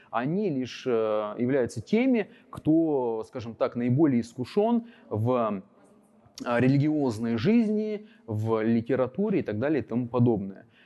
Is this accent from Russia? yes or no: yes; Yekaterinburg, Sverdlovsk Oblast, Russia; я родился в Екатеринбурге, родился в одном из районов на Эльмаш